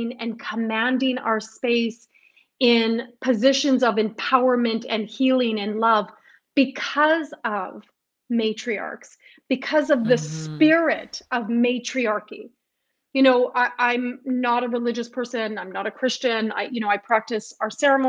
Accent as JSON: {"language": "English", "town": "Winnipeg", "region": "Manitoba", "country": "Canada", "also_born_or_lived": "Montreal", "said": "I decided to come back home to Winnipeg. So when I came back home to Winnipeg"}